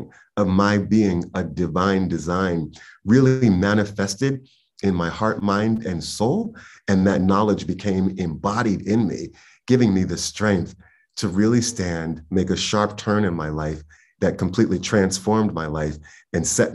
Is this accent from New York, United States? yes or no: yes; New York City, New York, United States; I was born and raised in Harlem in the very late 60s and raised in the early 70s.